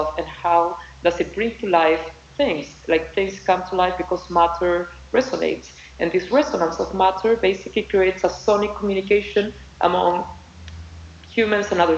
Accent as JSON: {"language": "English", "country": "Chile", "moved": "as an adult", "lives_now": "Cambridge, United States", "said": "I'm from Chile and I'm very Chilean"}